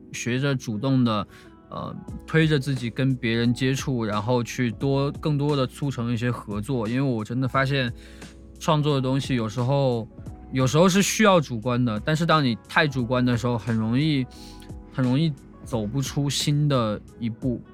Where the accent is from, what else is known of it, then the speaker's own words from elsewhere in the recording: northern China, China; moved away; 因为我是北方人嘛，我是从小听北京说唱长大的